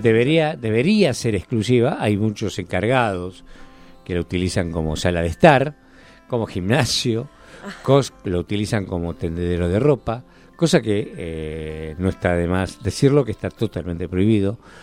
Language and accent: Spanish; Argentina; en Argentina y en lo que es eh, Latinoamérica somos muy tradicionalistas